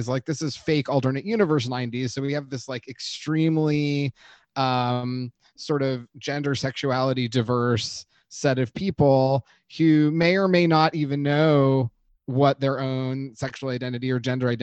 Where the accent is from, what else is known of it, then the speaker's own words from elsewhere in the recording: Los Angeles, California, United States; my own teen experience in the 90s growing up in Los Angeles